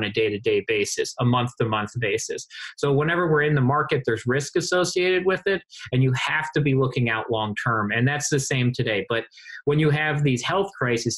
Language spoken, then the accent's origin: English; Baltimore, Maryland, United States; I'm from Baltimore